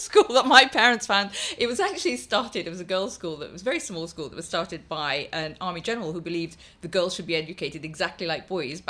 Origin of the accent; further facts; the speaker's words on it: Guyana; I grew up in Guyana. So it was a lot of colour, a lot of noise, a lot of... I mean, I had three dogs, two parrots and a monkey as a pet. So a completely mad childhood.